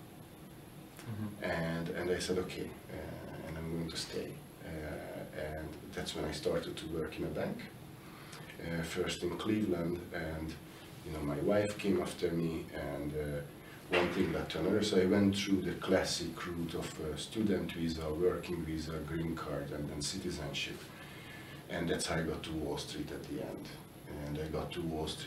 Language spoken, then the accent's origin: English; northeastern Hungary, Hungary; moved away; I was born in Hungary. I'm Hungarian by birth, and I was born in a relatively small town in northeastern Hungary